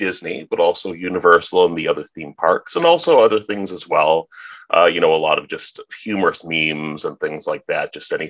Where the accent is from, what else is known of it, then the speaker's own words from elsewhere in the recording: Toronto, Ontario, Canada; I am from Toronto, Canada